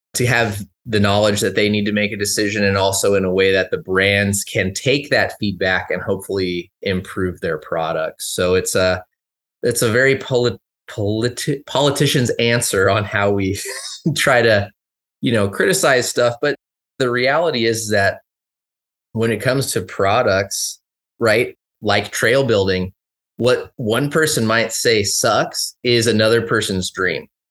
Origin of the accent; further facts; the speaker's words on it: Los Angeles, California, United States; moved away as an adult; now in Bend, United States; I grew up in Southern California, Lo, the Los Angeles area